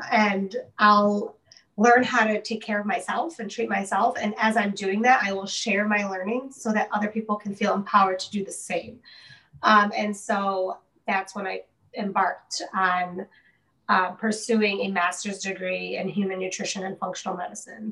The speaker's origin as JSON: {"language": "English", "town": "Detroit", "region": "Michigan", "country": "United States", "tie": "born or raised there", "said": "I was born and raised in the Detroit area"}